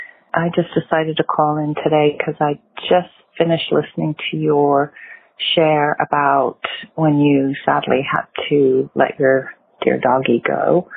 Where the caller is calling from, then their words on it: California, United States; I'm calling from California